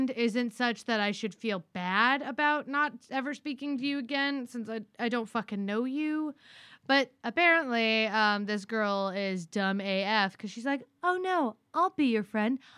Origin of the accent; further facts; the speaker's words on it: Orlando, Florida, United States; We're from Orlando